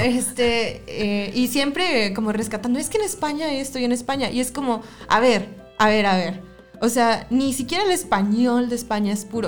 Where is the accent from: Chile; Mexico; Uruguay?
Mexico; De México